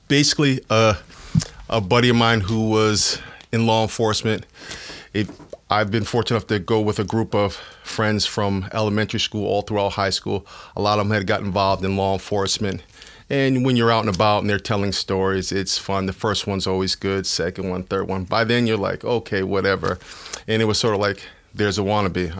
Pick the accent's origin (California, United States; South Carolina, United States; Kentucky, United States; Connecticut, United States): Connecticut, United States; Bridgeport; also born or lived in New London, Connecticut; I'm from Bridgeport, where I was born and raised.